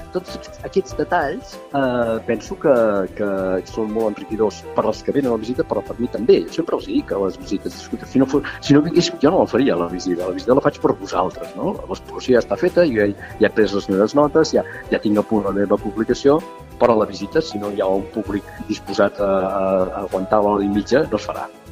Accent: Tarragona, Catalonia, Spain; arquitecte tarragoní, estic jubilat

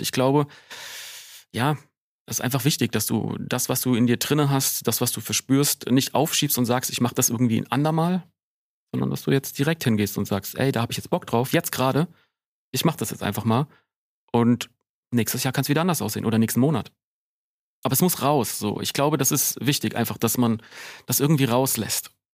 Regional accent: Wiesbaden, Hesse, Germany; bei uns in Wiesbaden gab es den Schlachthof und ich bin so einer von diesen nervigen Kids gewesen

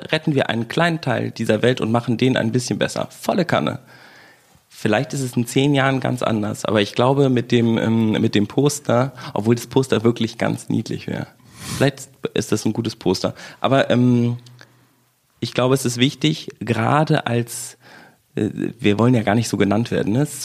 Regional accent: West Germany, Germany; bin halt Wessi und du bist aus Brandenburg.

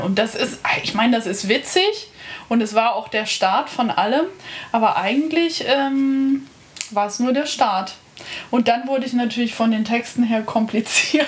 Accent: Lake Starnberg, Bavaria, Germany; now in Berlin, Germany; Starnberger See in Bayern

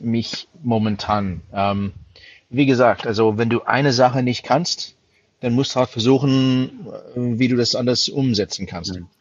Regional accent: United States; German is a second language; moved away as an adult; also born or lived in London; now in Germany; als Amerikaner

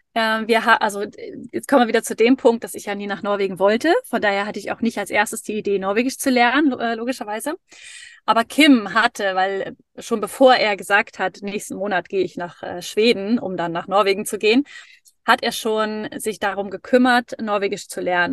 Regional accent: Dithmarschen, North Sea coast, Schleswig-Holstein, Germany; moved away as an adult; also born or lived in Hamburg; now in Norway; ich bin eigentlich an der Nordsee aufgewachsen, in so einem kleinen, in so einer kleinen Stadt

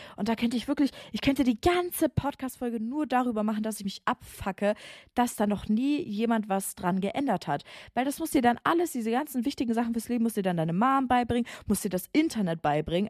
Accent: Bavaria, Germany; moved away; Also ich komme ja aus Bayern

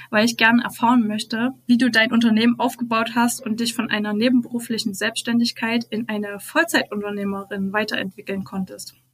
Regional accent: Schleiz, Thuringia, Germany; ich bin aus Thüringen, aus Schleiz, um

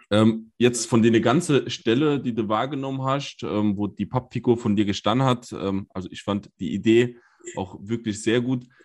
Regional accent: Saarland, Germany; also ich sage es mal ganz offen, sich als Saarländer gewissermaßen schämen musste.

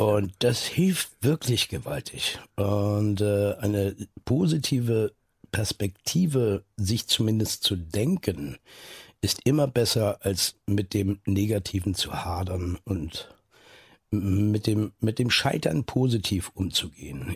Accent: Neustadt in Holstein, Schleswig-Holstein, Germany; also born or lived in Eutin; viele Leute denken immer, ich komme aus Eutin, da bin, bin ich aber nur geboren. Da wurde ich geboren und lag dann nur zwei Stunden im Kreissaal danach bin ich aufgewachsen in Neustadt in Holstein

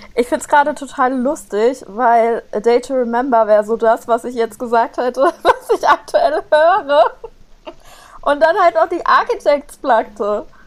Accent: near Giessen, Hesse, Germany; now in Mainz, Germany; ich bin in der Nähe von Gießen geboren

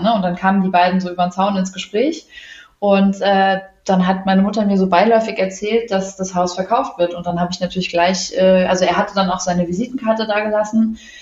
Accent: Wiesbaden, Hesse, Germany; bin aus Wiesbaden, wohne auch in Wiesbaden

